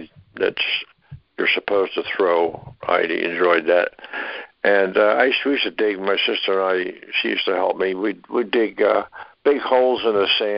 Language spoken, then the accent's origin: English; Philadelphia, Pennsylvania, United States; moved away; also born or lived in Upper Darby, Pennsylvania / Florida; I was born in Philadelphia, Pennsylvania